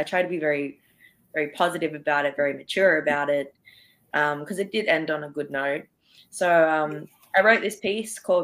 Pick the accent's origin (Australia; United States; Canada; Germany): Australia; Sydney, New South Wales; I'm from Sydney, Australia